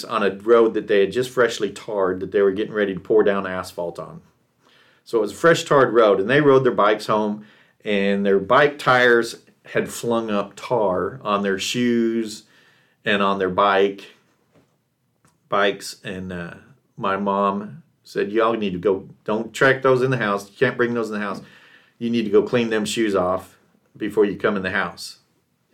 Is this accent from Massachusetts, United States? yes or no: no; Texas, United States; moved away; also born or lived in California / Rexburg, Idaho; a kid growing up in Texas